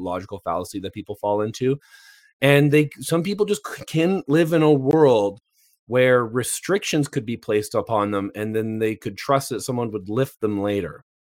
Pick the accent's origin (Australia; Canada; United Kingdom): Canada; I'm Canadian